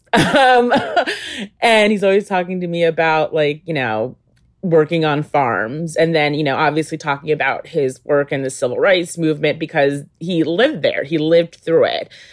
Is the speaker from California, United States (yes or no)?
no; Albany, New York, United States; I was in Albany, New York, um, which is my hometown.